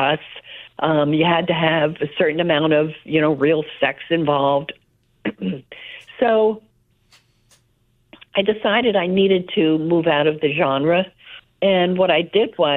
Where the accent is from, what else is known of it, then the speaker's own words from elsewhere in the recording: South River, New Jersey, United States; Grew up in South River, New Jersey, a little town, at least half immigrants.